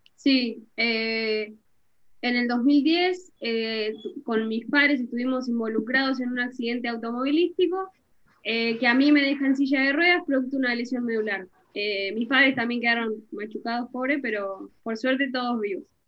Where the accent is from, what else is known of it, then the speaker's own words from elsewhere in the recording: Bolívar, Buenos Aires Province, Argentina; yo soy de Bolívar, una ciudad del interior de Buenos Aires